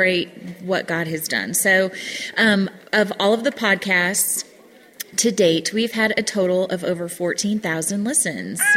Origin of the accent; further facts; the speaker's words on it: Washington, United States; also born or lived in Georgia/North Carolina; now in United States (Georgia/North Carolina); I'm from Washington State